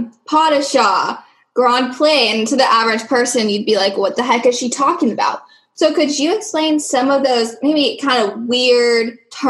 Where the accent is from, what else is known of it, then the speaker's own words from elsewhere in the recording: Washington, United States; we are from Washington